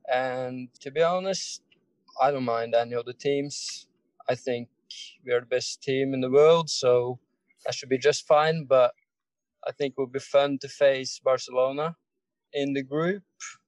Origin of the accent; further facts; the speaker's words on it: Norway; I'm from Norway.